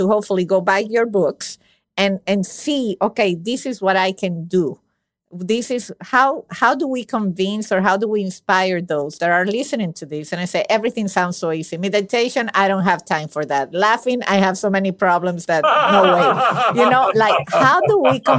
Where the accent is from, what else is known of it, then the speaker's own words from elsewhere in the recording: Venezuela; my country, I'm from Venezuela.